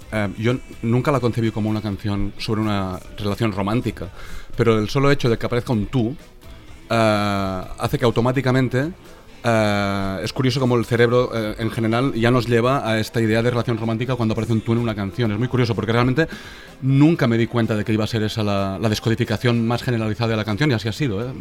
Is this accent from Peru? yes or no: no; Catalonia, Spain; lo que ha pasado durante la composición de este último disco que hemos hecho, siendo catalanes